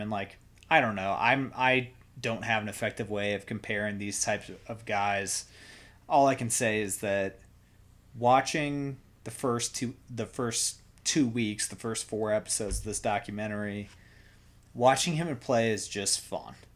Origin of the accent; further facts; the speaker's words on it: Iowa, United States; we grew up in Iowa